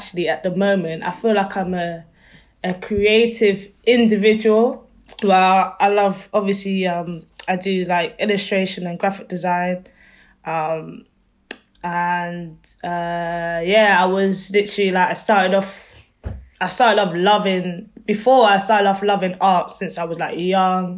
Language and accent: English; London, United Kingdom; I'm from Wembley, near Wembley nice. Side. From Wembley side.